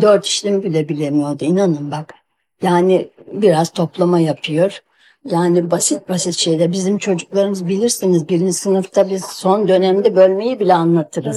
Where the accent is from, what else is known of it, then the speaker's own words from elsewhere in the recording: Bursa, Turkey; ben Bursalıyım